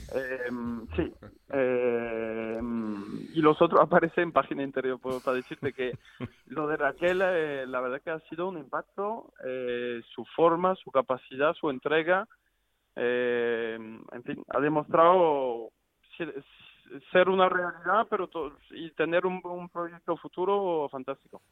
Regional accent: Arles, Provence-Alpes-Côte d'Azur, France; siendo francés

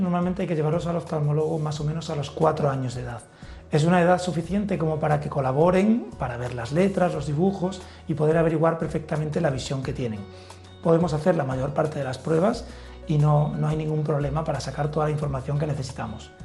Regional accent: Villanueva de la Serena, Extremadura, Spain; moved away; es mi pueblo

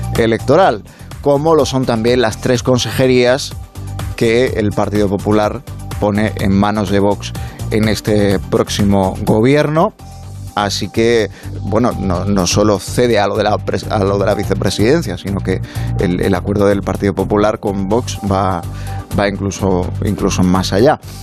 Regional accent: Spain; nos suministran aquí en España

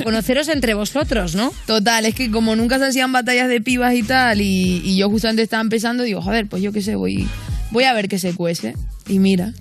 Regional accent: Canary Islands, Spain; lo siguiente viene de mi tierra

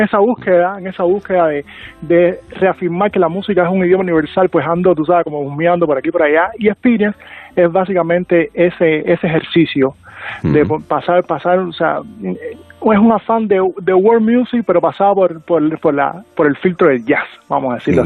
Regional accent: Cuba; accent: Cuban; con este acento cubano

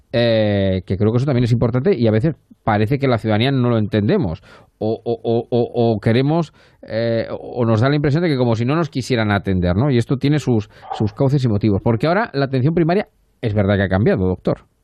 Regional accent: Castilla-La Mancha, Spain; somos los dos manchegos y nos entendemos con ese tipo de expresiones

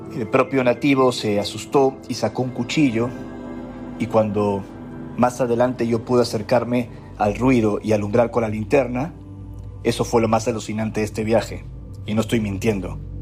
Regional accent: Peru; como peruano, al haber crecido en medio de tantos misterios

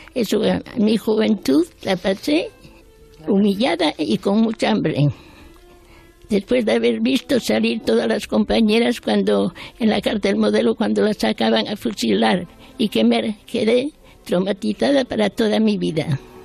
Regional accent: Spain; moved away as an adult; also born or lived in France; ya me quedé aquí, en mi país

